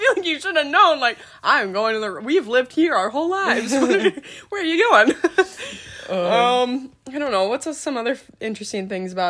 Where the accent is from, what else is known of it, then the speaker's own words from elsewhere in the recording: Grand Rapids, Michigan, United States; we're from Grand Rapids.